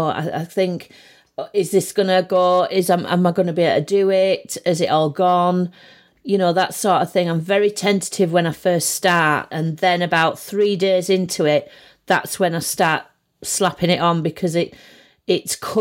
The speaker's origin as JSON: {"language": "English", "town": "Barrow-in-Furness", "region": "North West England", "country": "United Kingdom", "tie": "born or raised there", "also_born_or_lived": "Manchester", "said": "I was born in Manchester, and then we moved to Barrow when I was about 18 months. And then apart from being at college, at art college, I've always lived around here"}